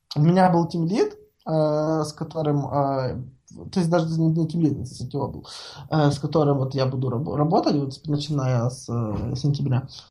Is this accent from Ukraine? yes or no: yes; Ukraine; Я сам из Украины